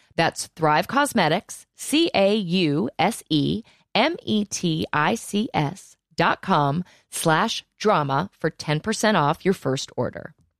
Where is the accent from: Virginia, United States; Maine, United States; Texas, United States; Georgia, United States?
Virginia, United States; I'm from Virginia.